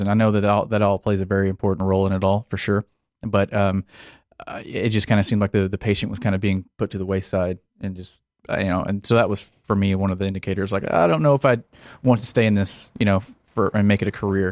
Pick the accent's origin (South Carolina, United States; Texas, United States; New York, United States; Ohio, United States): Texas, United States; Paradise; also born or lived in Denton, Texas; I was born here in Texas, small town, uh, grew up in Paradise, Texas